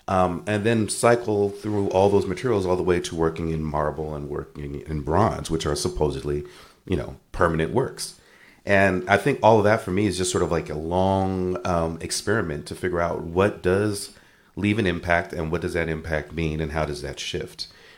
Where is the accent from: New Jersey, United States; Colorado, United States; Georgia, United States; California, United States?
California, United States; Los Angeles; I grew up doing graffiti in Los Angeles